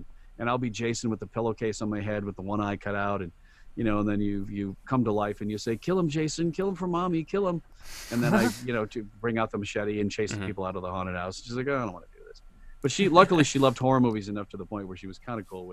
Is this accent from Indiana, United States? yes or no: no; Sioux Falls, South Dakota, United States; moved away; I'd done this in Sioux Falls, my hometown